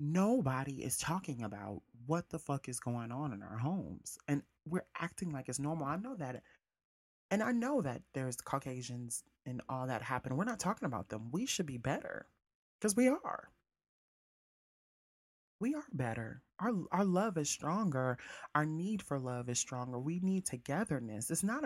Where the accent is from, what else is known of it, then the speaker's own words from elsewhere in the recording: South Bend, Indiana, United States; also born or lived in Mississippi; after we moved to Mississippi from South Bend, Indiana, our fathers weren't around.